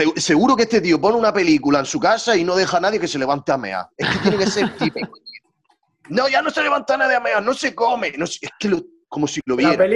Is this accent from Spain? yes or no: yes; Almería, Andalusia, Spain; soy almeriense